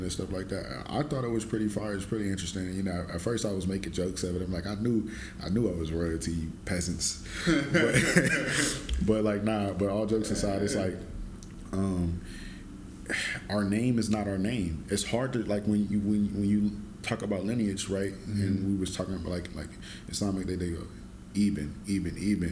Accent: Ohio, United States

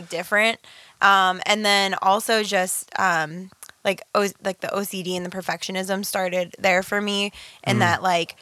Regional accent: Pittsburgh, Pennsylvania, United States; also born or lived in Slovakia; I'm from Pittsburgh

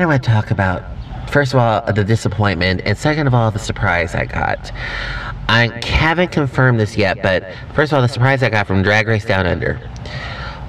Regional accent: Texas, United States; being Texan

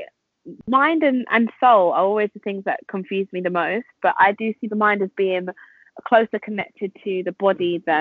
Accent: London, United Kingdom; I'm from London

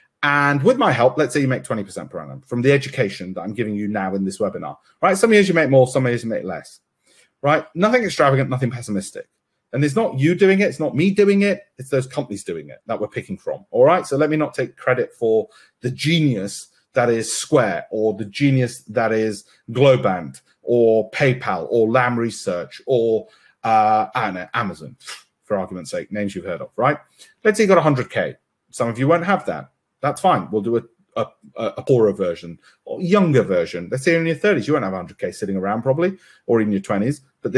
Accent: India; I've got cousins in Florida. I'm Indian, of course I have, you know, and cousins in California.

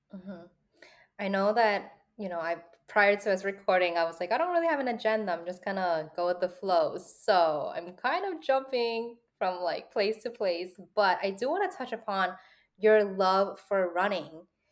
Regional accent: New York City, New York, United States; I was also born and raised in New York City

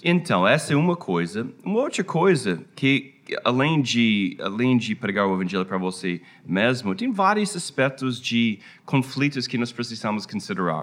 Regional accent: United States; Portuguese is a second language; also born or lived in Rio de Janeiro, Brazil; depois de 10 anos no Brasil, a nossa família voltou para a minha terra.

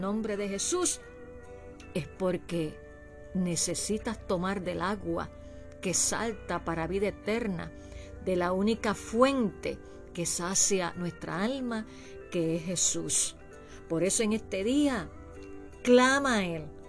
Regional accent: Puerto Rico; mi país Puerto Rico

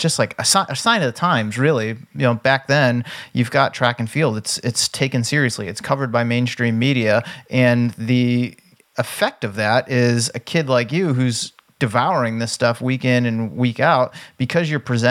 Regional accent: East Coast, United States; aside from the fact that we're both from the East Coast and have the initials MF.

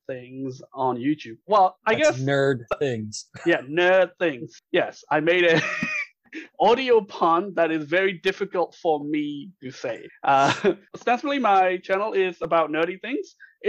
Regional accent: Myanmar; English is a second language; moved away; I grew up in Burma and English is my second language.

